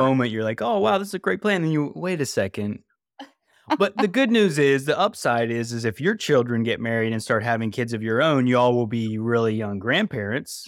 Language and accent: English; West Virginia, United States; also born or lived in California; now in North Carolina, United States; growing up in West Virginia